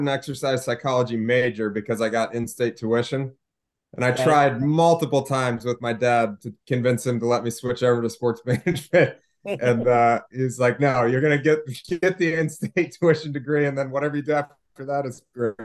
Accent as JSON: {"language": "English", "region": "Maryland", "country": "United States", "tie": "born or raised there", "also_born_or_lived": "West Virginia", "moved": "yes", "said": "I grew up in Maryland, so Ravens, Orioles, you know, those are my teams."}